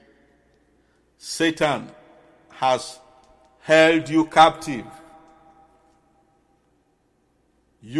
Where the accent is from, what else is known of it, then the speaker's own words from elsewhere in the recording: Bonthe, Southern Province, Sierra Leone; moved away; I am an islander. I came from Bond Island.